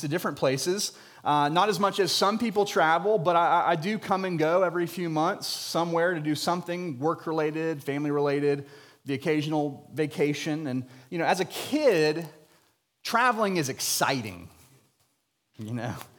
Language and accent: English; Jacksonville, Florida, United States; I was born and raised in Jacksonville, Florida